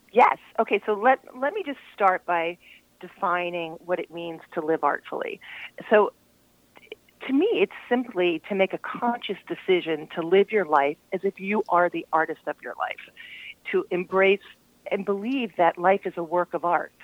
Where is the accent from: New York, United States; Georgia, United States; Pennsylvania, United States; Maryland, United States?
Maryland, United States; Glen Arm; also born or lived in Vermont; from Baltimore, Baltimore County, um, Glen Arm, north of Towson